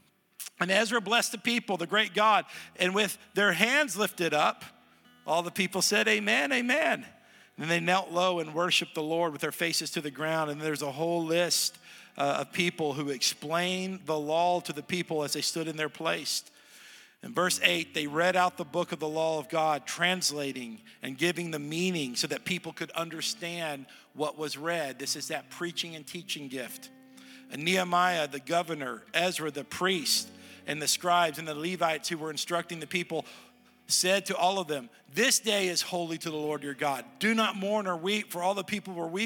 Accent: Southern United States, United States; also born or lived in Texas / Tennessee; I'm a Southerner, I'm a Texan and a Tennessean

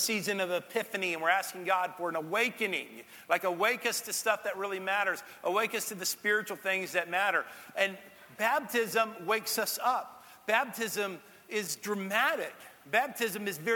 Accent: Texas, United States; now in Tennessee, United States; that's the part of my home state. My home state has a little bit of everything

